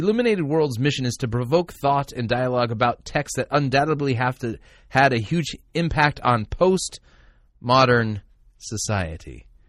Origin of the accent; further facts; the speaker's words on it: Sweden; Yeah, I'm from Sweden.